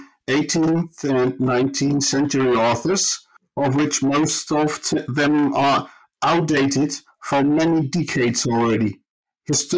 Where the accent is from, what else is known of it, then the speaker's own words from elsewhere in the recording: Groningen, Netherlands; moved away as an adult; also born or lived in Taunus, Germany; now in Germany; I was born in the Dutch city of Groningen, was raised up in the north of the Netherlands